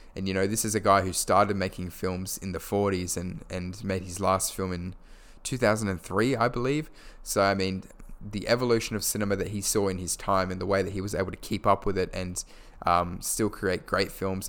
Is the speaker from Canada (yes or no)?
no; Perth, Western Australia, Australia; my hometown of Perth, Western Australia